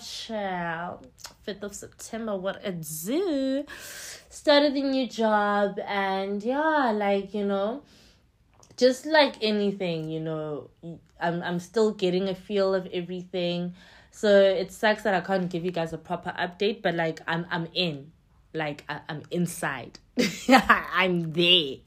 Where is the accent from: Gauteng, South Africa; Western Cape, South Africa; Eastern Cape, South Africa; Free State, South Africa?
Eastern Cape, South Africa; East London; English is a second language; now in Johannesburg, South Africa; in East London, where I'm from